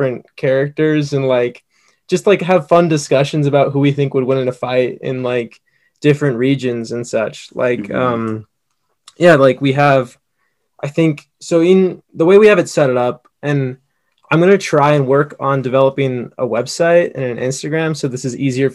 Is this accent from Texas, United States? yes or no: yes; Texas, United States; moved away; I'm from Texas originally